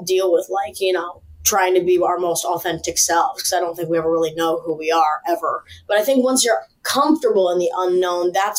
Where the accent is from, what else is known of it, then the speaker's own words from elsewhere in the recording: Chicago, Illinois, United States; We're both from Chicago or Illinois